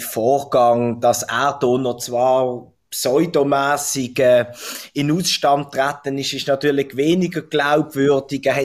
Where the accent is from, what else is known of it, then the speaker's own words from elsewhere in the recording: Basel-Stadt, Switzerland; Die Post ist sicher der größte Fall im Kanton Basel-Stadt, wo ich herkomme